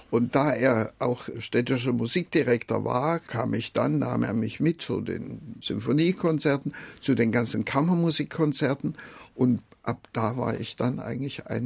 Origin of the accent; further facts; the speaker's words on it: Jena, Thuringia, Germany; also born or lived in Gera; ich bin im kleinen Dorf bei Gera geboren, aber das war dann, weil mein Vater zu Zeiss eine Anstellung bekam, sind wir nach Jena gezogen und dann habe ich also in Jena dann auch mhm. meine Schulzeit gehabt.